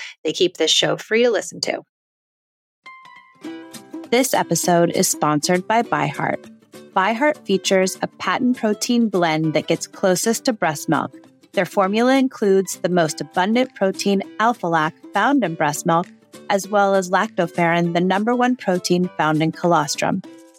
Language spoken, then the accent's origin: English; Los Angeles, California, United States; And we're both from Los Angeles, so it's nice to get away.